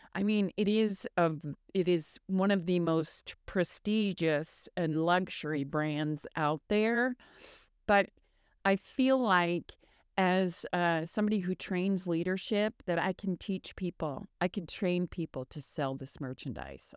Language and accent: English; Michigan, United States; moved away; I grew up in Michigan